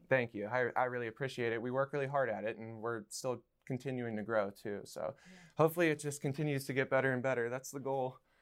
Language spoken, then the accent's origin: English; Somerset, Pennsylvania, United States; now in Pittsburgh, United States; back in my hometown of Somerset